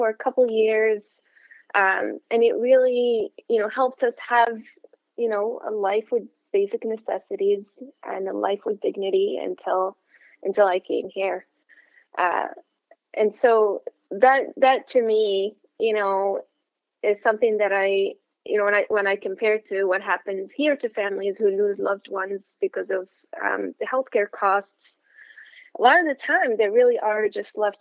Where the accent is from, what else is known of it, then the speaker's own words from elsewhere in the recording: Morocco; now in Massachusetts, United States; I'm originally from Morocco, North Africa